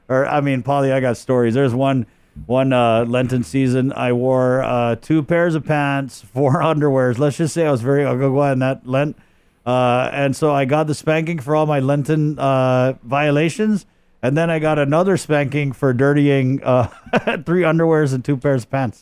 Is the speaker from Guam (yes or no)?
yes; Guam; also born or lived in Oklahoma / Virginia; I was born in Oklahoma. I came back to Guam, you know, before I turned one. Uh, lived here, uh, my stepfather was in the Navy, uh, so I spent, uh, second grade in Virginia, uh, came back, um, to Guam